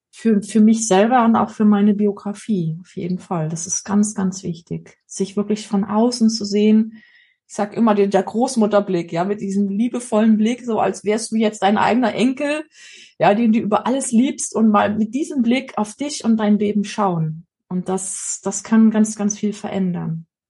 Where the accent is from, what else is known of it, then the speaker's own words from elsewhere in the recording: East Germany, Germany; wir sind ja in der DDR groß geworden